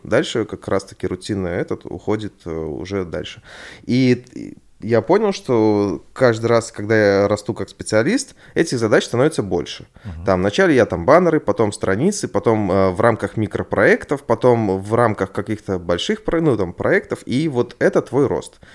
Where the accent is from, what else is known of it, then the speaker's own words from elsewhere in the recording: Belarus; я белорус.